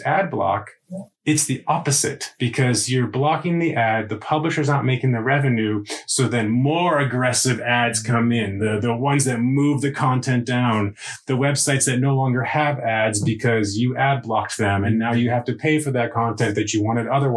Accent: United States; moved away as an adult; now in Sweden; As an American, when I moved to Sweden

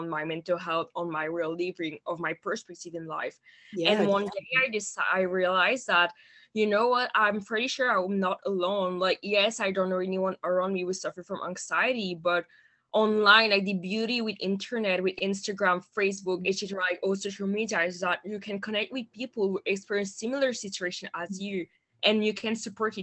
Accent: Montreal, Quebec, Canada; English is a second language; I am originally from Montreal in Canada

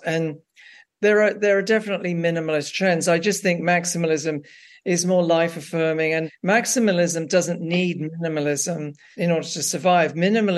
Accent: England, United Kingdom; moved away; I grew up working class in England

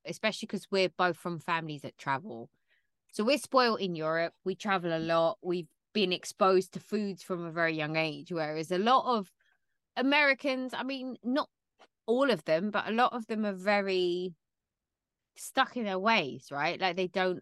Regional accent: Jamaica; I'm Jamaican

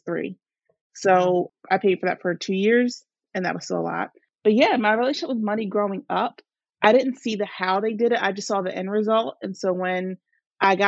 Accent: New Jersey, United States; I am from New Jersey, born and raised here

